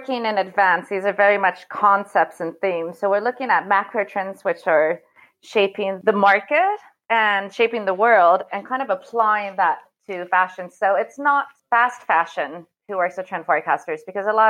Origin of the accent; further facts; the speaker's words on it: Seattle, Washington, United States; moved away as an adult; also born or lived in United Kingdom / Malta / Italy / Greece; now in Paris, France; I'm actually from Seattle, and I first moved to Paris in 97 to study